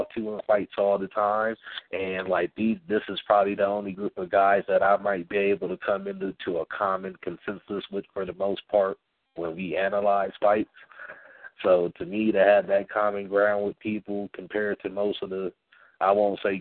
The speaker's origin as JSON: {"language": "English", "town": "San Diego", "region": "California", "country": "United States", "tie": "born or raised there", "said": "my hometown of San Diego, California"}